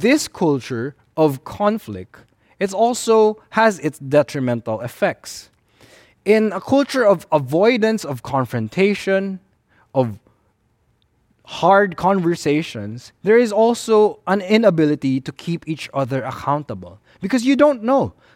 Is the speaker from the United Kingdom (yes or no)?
no; Philippines; in the Filipino-Chinese culture, we tend to veer towards the avoidance of conflict and confrontation